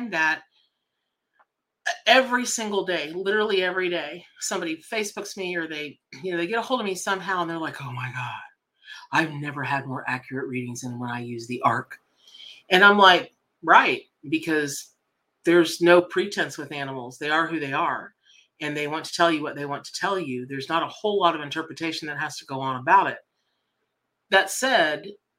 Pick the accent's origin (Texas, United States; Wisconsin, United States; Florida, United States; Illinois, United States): Florida, United States; Ocala; also born or lived in Miami, Florida / Boca Raton, Florida; I'm from Ocala, Florida, right? So I, you know, originally from Miami Boca, but grew up in Ocala